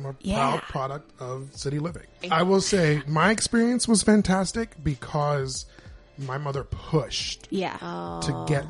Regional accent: Pittsburgh, Pennsylvania, United States; I am in my mid-40s. Born and raised here, right here in Pittsburgh.

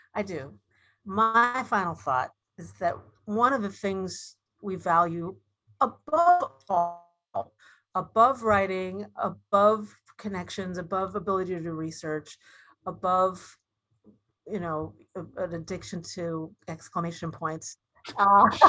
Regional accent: Dayton, Ohio, United States; I grew up in Dayton, Ohio, where the Wright brothers were from.

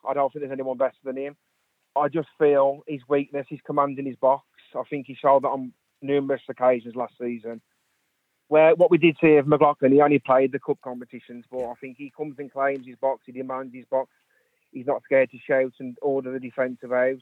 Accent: West Midlands, United Kingdom; moved away as an adult; now in Wrexham, United Kingdom; I'm originally from the West Midlands, but I've been living in Wrexham there for the last 7 years

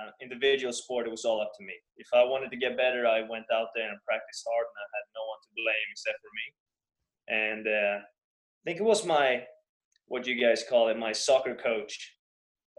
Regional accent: Stockholm, Stockholm County, Sweden; I grew up in Sweden, Stockholm, Sweden

